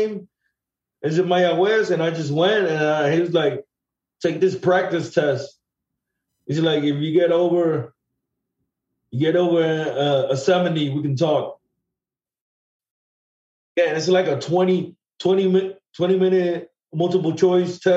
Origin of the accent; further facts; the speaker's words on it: Puerto Rico; moved away; also born or lived in East Harlem; a friend of mine that I grew up with in Puerto Rico